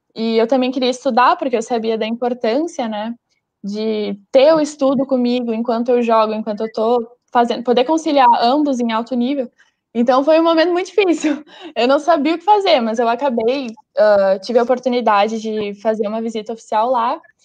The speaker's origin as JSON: {"language": "Portuguese", "town": "Porto Alegre", "region": "Rio Grande do Sul", "country": "Brazil", "said": "Eu sou de Porto Alegre"}